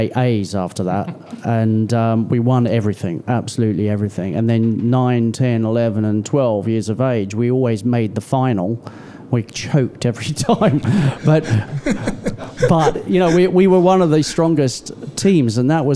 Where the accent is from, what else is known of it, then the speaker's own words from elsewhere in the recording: Australia; now in United Kingdom; I was born here. I was raised in Australia. I've spent more time here in the UK